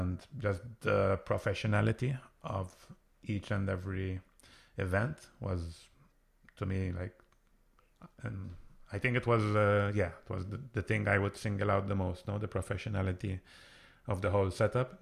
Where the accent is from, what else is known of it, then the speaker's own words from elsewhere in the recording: Malta; I come from Malta, which is where lots of gaming companies are based